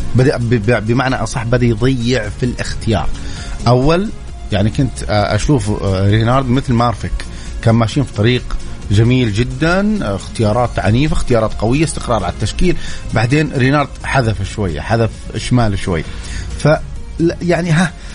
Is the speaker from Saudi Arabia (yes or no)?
yes; Mecca, Makkah Province, Saudi Arabia; انا من اهل مكه يعني عشت في مكه ودرست في مكه